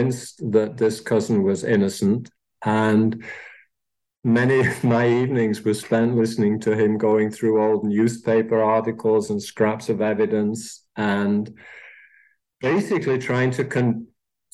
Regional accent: Manchester, North West England, United Kingdom; also born or lived in Austria; now in Phoenix, United States; I don't sound as though I was born in Austria, but I was. And I was growing up in Manchester, England.

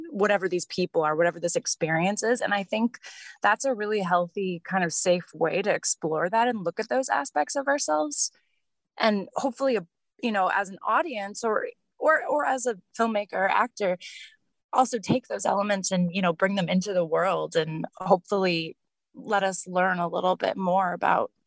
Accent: the Valley, Arizona, United States; moved away as an adult; now in Los Angeles, United States; I grew up in the Valley, actually. I lived there and, you know, went to high school and college and then moved here.

